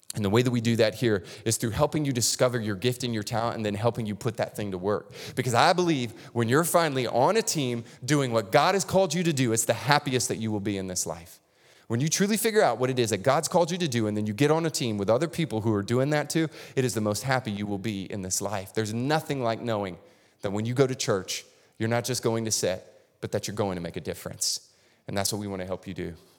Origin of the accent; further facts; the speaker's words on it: North Florida, United States; moved away; I grew up in North Florida, which is basically Lower Alabama